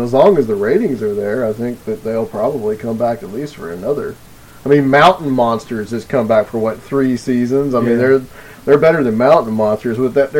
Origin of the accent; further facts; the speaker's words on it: the South, United States; Oh, I'm a Southerner, man